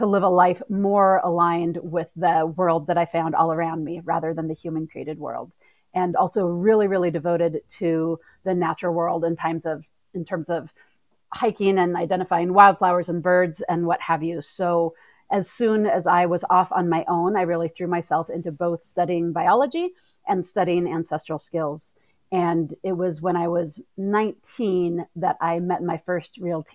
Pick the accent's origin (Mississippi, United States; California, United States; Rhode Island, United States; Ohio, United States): California, United States; Northeastern; I grew up in Northeastern California